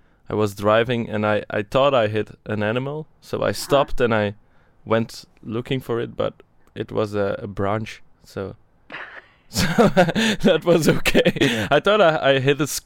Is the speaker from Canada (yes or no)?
no; Brussels, Brussels-Capital Region, Belgium; I'm from Brussels. I live in Brussels.